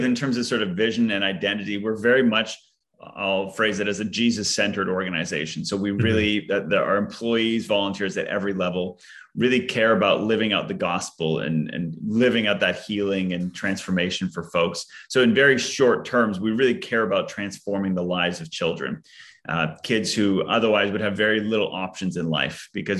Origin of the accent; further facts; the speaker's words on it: Yellowknife, Northwest Territories, Canada; born there; moved away; also born or lived in Kuwait; So I was actually born in Northern Canada, in the Northern Territory or Northwest Territories of Canada, a city called Yellowknife.